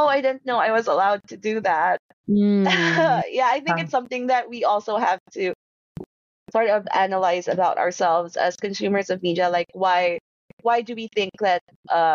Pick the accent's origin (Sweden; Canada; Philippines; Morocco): Philippines; Visayas; also born or lived in Manila; me growing up in the Philippines